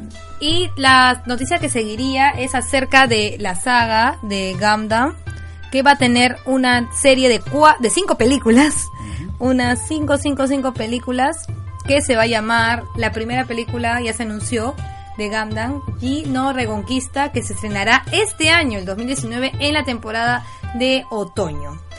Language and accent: Spanish; Peru; yo personalmente, como peruana